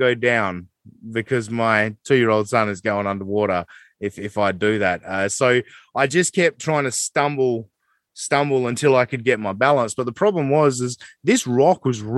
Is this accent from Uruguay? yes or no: no; Australia; I am the Aussie guy